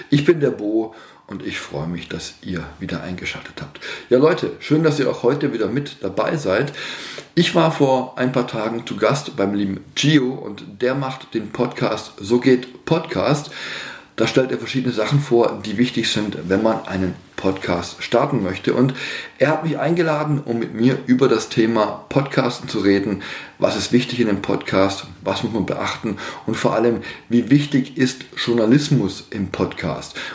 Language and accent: German; Baden-Württemberg, Germany; du weißt ja, es heißt Schwäbisch oder wir Schwaben können alles außer Hochdeutsch, ne?